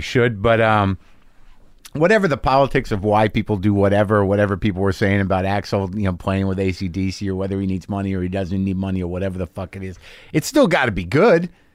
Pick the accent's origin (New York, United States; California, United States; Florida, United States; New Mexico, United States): New Mexico, United States; also born or lived in New Jersey; I grew up in New Mexico, but, like, I'm born in Jersey